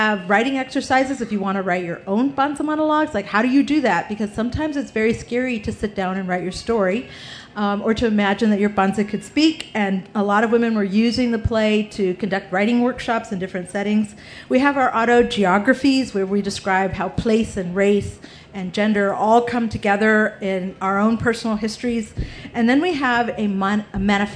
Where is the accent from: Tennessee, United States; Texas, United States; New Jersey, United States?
Texas, United States; we're from Texas